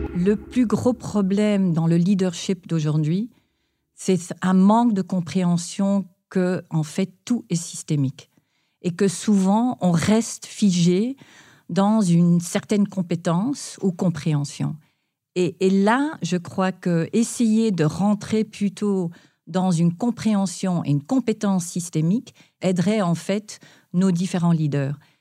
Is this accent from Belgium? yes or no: no; Palo Alto, California, United States; j'ai grandi en Californie, en particulier, j'ai grandi à Palo Alto